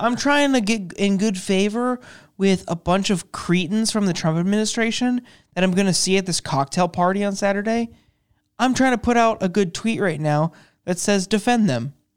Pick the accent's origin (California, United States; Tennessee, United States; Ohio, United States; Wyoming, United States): Ohio, United States; Youngstown; now in Washington, D.C., United States; I'm from Youngstown, Ohio. I'm from the heart of the Rust Belt